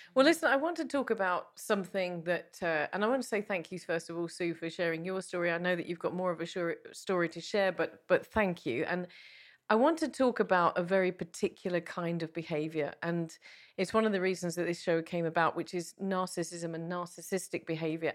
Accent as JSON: {"language": "English", "region": "England", "country": "United Kingdom", "said": "being English"}